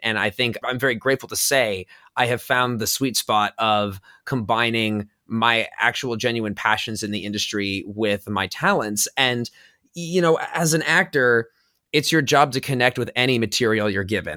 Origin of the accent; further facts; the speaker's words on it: Los Angeles, California, United States; I'm originally from Los Angeles, so growing up around the entertainment industry